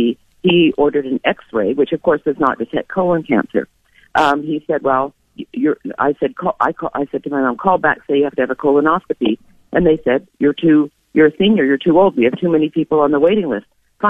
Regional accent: Vancouver, British Columbia, Canada; moved away as an adult; now in United States; I'm originally Canadian from Vancouver.

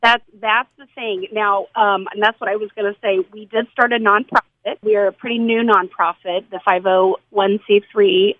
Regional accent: Greene County, southern Indiana, United States; I am from Greene County, so that's kind of southern Indiana Indiana

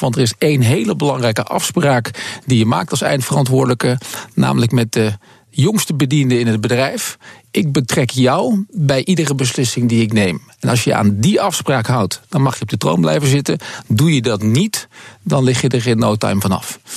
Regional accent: Netherlands; wij als Nederlander

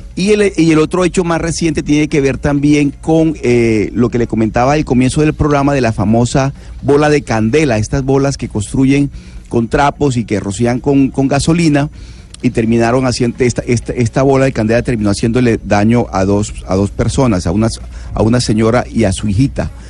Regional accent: San Cayetano, Bolívar, Colombia; now in Barranquilla, Colombia; vivo en Barranquilla, pero soy de San Cayetano, Bolívar

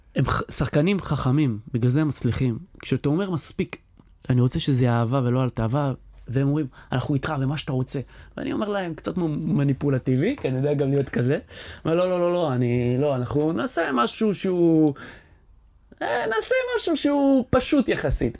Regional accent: Or Yehuda, Tel Aviv District, Israel; אני מאור יהודה, שגדלתי באור יהודה, שהתחנכתי באור יהודה

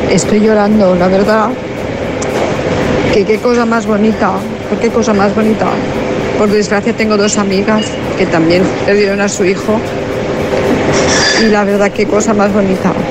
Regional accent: Valladolid, Castile and León, Spain; Buenos días, chicos. Yo soy de Valladolid

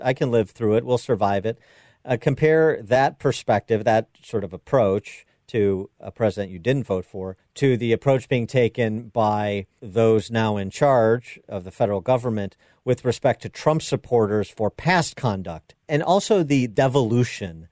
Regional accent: Wheaton, Illinois, United States; Billy Graham Center in Wheaton, Illinois, my hometown.

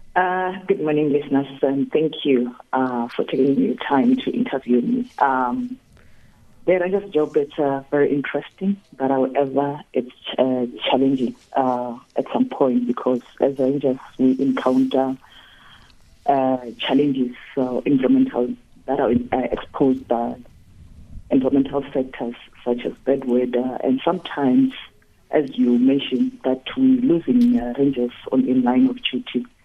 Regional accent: South Africa; I was born just two kilometers outside of Kruger National Park

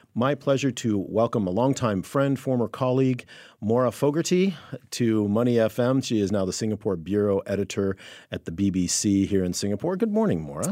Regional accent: Chicago, Illinois, United States; I grew up in the Chicago area

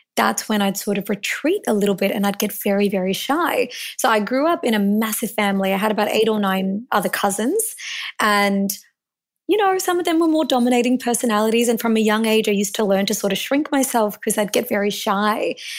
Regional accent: Melbourne, Victoria, Australia; I was born in Melbourne, and I was born to Indian immigrants

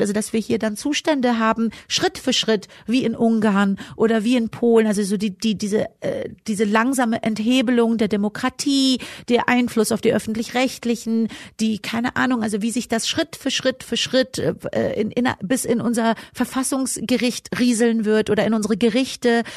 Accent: Germany; ich bin ja auch deutsch sozialisiert

